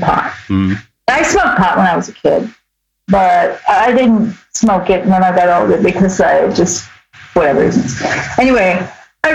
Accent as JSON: {"language": "English", "town": "New York City", "region": "New York", "country": "United States", "tie": "born or raised there", "said": "I grew up in Brooklyn"}